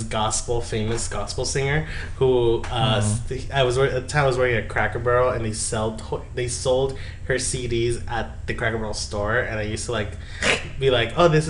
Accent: Yuma, Arizona, United States; I'm from Yuma

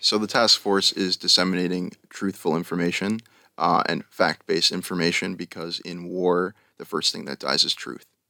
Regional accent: Long Island, New York, United States; moved away as an adult; also born or lived in Albany, New York; now in Tel Aviv, Israel; I'm from Long Island, New York.

